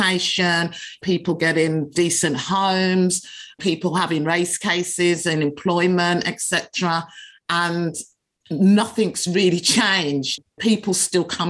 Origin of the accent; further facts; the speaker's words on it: Birmingham, West Midlands, United Kingdom; we grew up in Birmingham